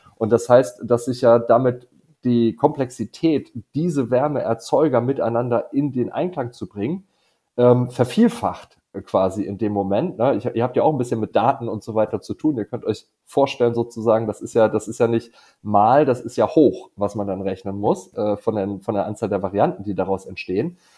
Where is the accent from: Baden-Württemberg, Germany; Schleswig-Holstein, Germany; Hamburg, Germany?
Schleswig-Holstein, Germany; Dithmarschen; moved away; in Schlittmarschen, äh, meiner alten Heimat